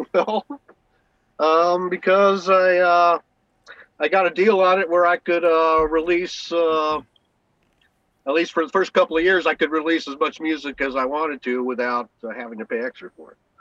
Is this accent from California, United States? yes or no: yes; San Diego, California, United States; moved away; also born or lived in Los Angeles, United States; I was born in La Jolla